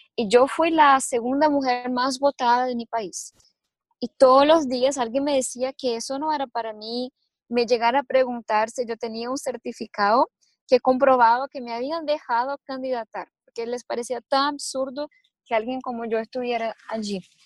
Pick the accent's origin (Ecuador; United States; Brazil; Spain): Brazil; Spanish is a second language